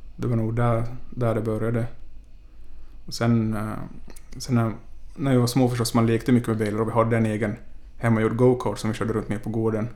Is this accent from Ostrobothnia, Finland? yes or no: yes; Ostrobothnia, Finland; now in Stockholm, Sweden; resten av familjen är hemma i Finland, därifrån jag kommer